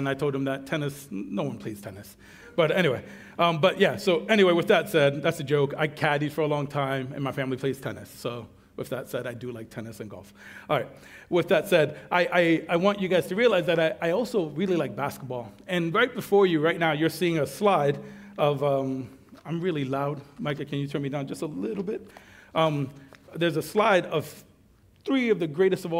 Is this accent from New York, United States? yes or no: yes; New York, United States; now in Guam; I'm a New Yorker by trade